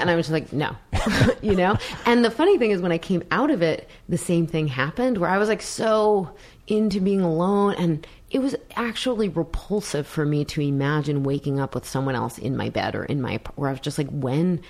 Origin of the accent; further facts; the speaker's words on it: New York, United States; I come from New York